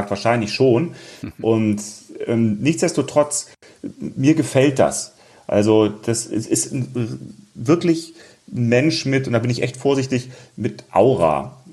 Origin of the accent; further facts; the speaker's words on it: Rhineland, Germany; also born or lived in Munich; als Rheinländer